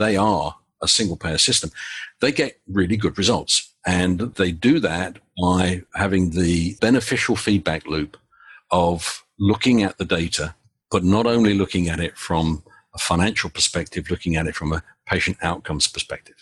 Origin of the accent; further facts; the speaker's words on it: United Kingdom; now in United States; As is fairly obvious from my accent, I'm British originally